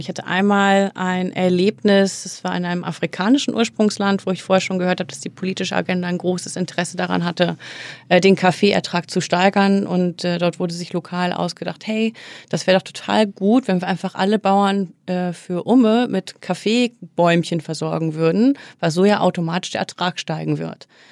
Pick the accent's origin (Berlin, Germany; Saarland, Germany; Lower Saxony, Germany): Lower Saxony, Germany; Oldenburg; now in Hamburg, Germany; ich bin tatsächlich im beschaulichen Oldenburg groß geworden.